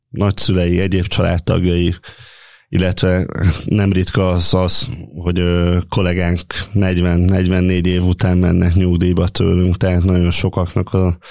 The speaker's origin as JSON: {"language": "Hungarian", "town": "Gyermely", "region": "Komárom-Esztergom", "country": "Hungary", "said": "Igen, én, én gyermei származású vagyok, tehát a az anyai és az apai nagyszüleim is a szövetkezetbe dolgoztak, a szüleim is ott dolgoztak"}